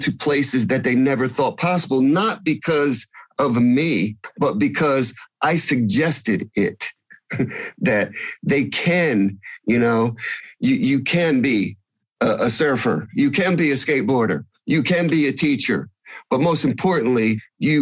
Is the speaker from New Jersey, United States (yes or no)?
yes; New Jersey, United States; I'm from New Jersey